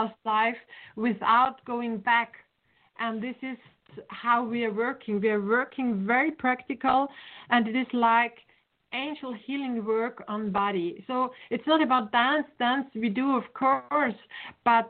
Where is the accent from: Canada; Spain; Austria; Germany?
Austria; Vienna; English is a second language; I'm from Vienna